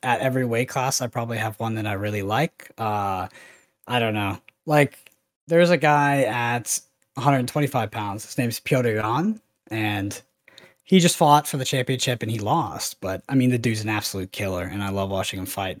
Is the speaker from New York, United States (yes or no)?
no; Texas, United States; I grew up in Texas